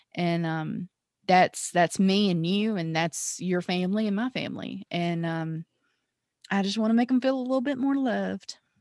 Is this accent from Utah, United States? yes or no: no; Mississippi, United States; I'm originally from Mississippi